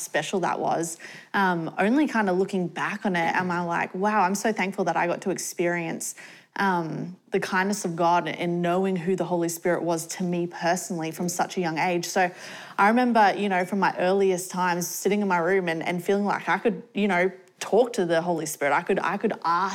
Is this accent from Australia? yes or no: yes; Australia; moved away; I grew up in Australia, so we moved to Australia when I was about 6 years old